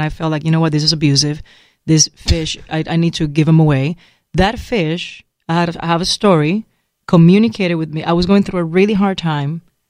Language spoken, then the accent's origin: English; San Juan, Puerto Rico; moved away; I'm born and raised in San Juan, Puerto Rico.